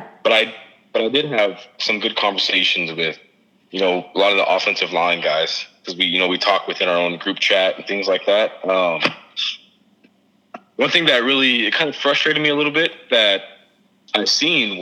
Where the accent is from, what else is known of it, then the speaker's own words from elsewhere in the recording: United States; as American people